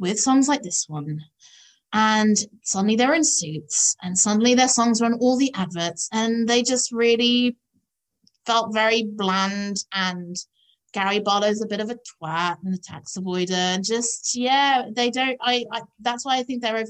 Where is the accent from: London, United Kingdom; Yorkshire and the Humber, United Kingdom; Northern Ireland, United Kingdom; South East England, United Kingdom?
South East England, United Kingdom; Epsom; when I was growing up in Epsom